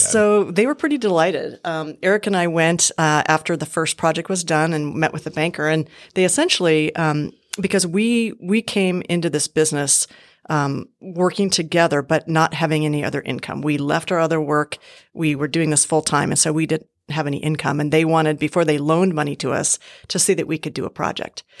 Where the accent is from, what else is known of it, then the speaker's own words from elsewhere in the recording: Montana, United States; moved away as an adult; also born or lived in Southern California / Bozeman, Montana; I was born and raised in Montana